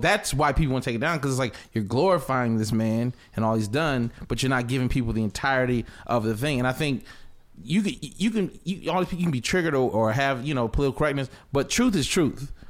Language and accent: English; the South, United States; I'm from the South